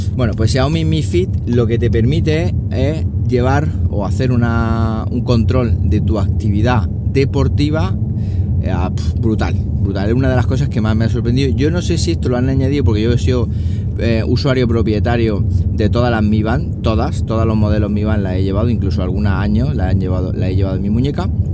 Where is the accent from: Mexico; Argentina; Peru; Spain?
Spain; Siles, Andalusia; mi pueblo, a Siles